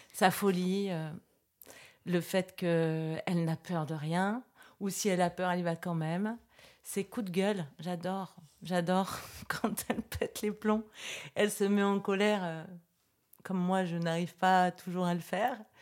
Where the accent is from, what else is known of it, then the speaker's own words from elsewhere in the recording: Versailles, Île-de-France, France; Moi, je suis née à Versailles